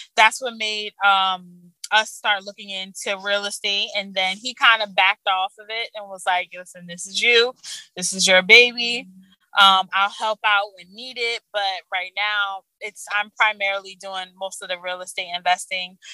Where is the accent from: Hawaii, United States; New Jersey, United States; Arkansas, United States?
New Jersey, United States; Orange; I grew up in Orange, New Jersey.